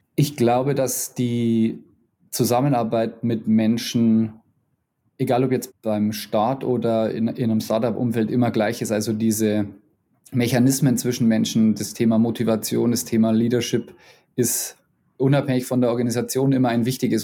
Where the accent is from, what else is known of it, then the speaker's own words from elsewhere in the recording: Bavaria, Germany; accent: Bavarian; meinen bayerischen Akzent